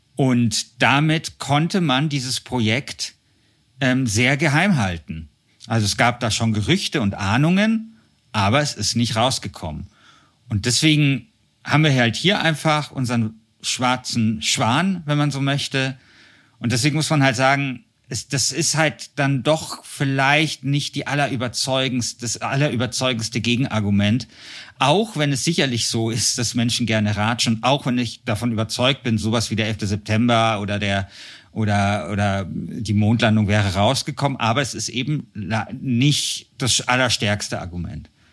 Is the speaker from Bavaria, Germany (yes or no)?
yes; Munich, Bavaria, Germany; hier in München, wo ich herkomme